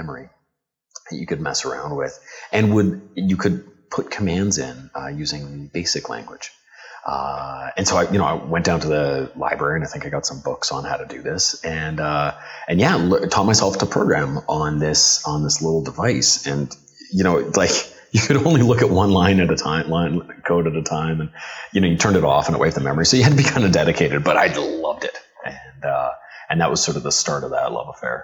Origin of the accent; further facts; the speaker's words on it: Calgary, Alberta, Canada; was born and raised in Calgary